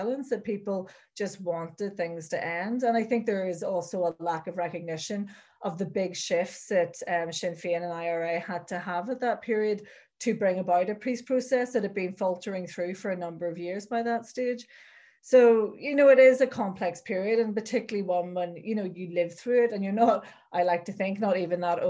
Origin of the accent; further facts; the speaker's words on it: Belfast, Northern Ireland, United Kingdom; living in Belfast, and I grew up in different parts of Belfast. I grew up initially in West Belfast, where my family are from.